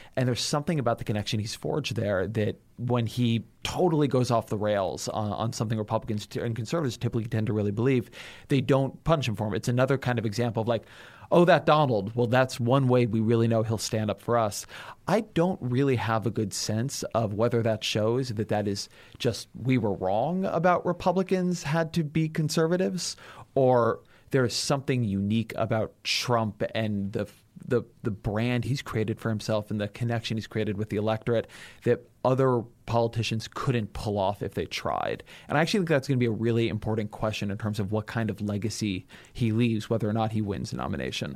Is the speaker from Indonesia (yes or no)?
no; California, United States; I'm from California